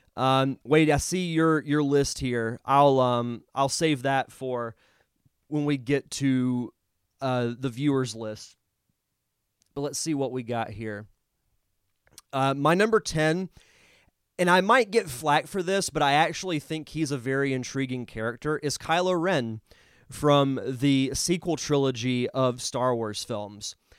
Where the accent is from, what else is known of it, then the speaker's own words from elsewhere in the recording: Florida, United States; growing up in Florida and growing up around, you know, hurricanes hitting here